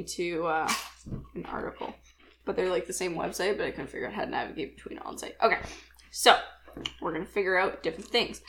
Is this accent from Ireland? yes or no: no; Canada; It's my birthday, it's Thanksgiving, because we're Canadian.